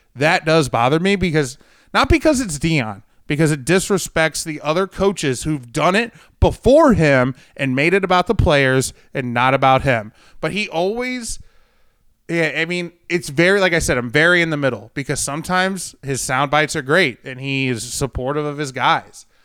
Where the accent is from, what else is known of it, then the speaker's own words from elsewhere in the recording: St. Louis, Missouri, United States; moved away as an adult; now in Jacksonville, United States; I grew up in Saint Louis